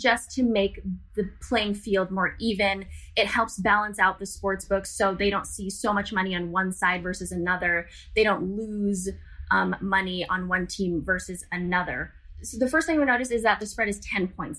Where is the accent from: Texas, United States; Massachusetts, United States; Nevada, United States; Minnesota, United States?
Nevada, United States; Las Vegas; born and raised in Las Vegas, Nevada.